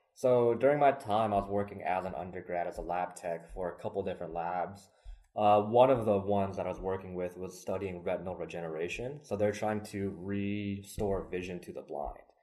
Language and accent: English; Lexington, Kentucky, United States; I was actually born and raised in Lexington